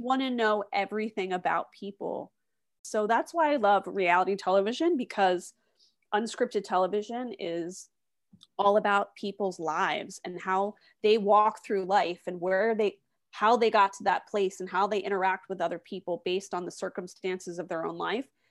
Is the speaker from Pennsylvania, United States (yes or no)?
yes; West Chester, Pennsylvania, United States; moved away; also born or lived in Hershey, Pennsylvania / Washington, D.C.; I'm originally from the s, suburbs of Philadelphia, a town called Westchester